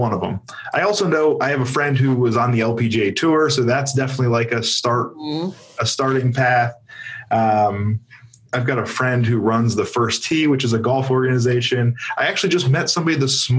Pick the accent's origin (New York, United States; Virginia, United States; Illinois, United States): Virginia, United States; Richmond; my hometown of Richmond